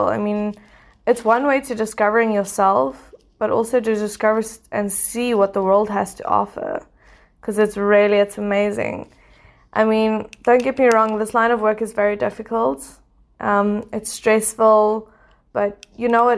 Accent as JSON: {"language": "English", "town": "Port Elizabeth", "region": "Eastern Cape", "country": "South Africa", "tie": "born or raised there", "also_born_or_lived": "Pretoria / Mozambique", "first_language": "English", "said": "I was born in Pretoria, raised in Bluewater Bay, Port Elizabeth in the Eastern Cape"}